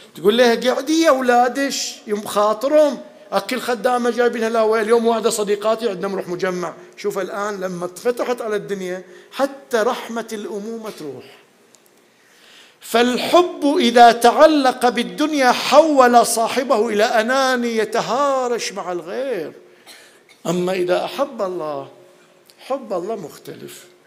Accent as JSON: {"language": "Arabic", "country": "Bahrain", "moved": "as an adult", "said": "كنا اول ما طلعنا من البحرين رحنا ندرس"}